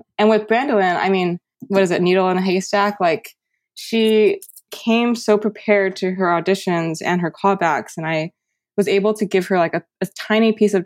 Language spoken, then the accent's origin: English; United States; I resented being Taiwanese American